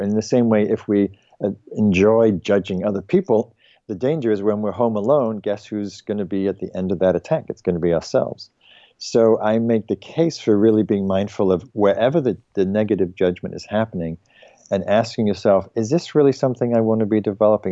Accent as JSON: {"language": "English", "region": "England", "country": "United Kingdom", "tie": "born or raised there", "said": "I'm English"}